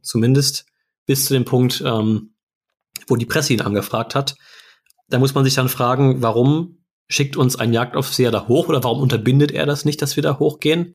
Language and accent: German; Germany; wir eben als äh, Deutsche